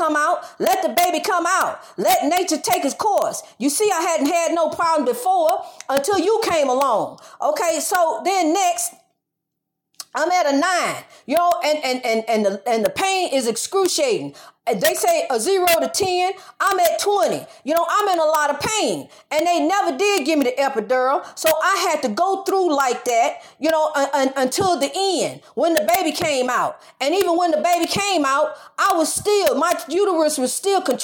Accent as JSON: {"language": "English", "town": "St. Louis", "region": "Missouri", "country": "United States", "said": "I'm from St. Louis area"}